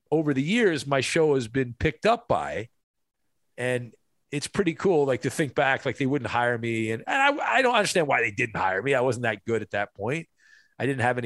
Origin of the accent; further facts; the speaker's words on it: Southern California, United States; I grew up in Southern California